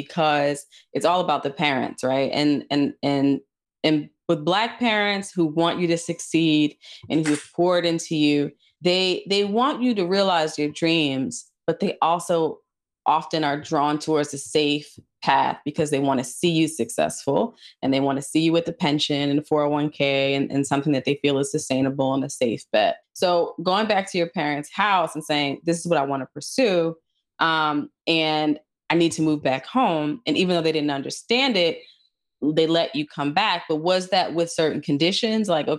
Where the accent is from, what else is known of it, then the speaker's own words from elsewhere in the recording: New Jersey, United States; growing up in Jersey, you know, one state over from New York City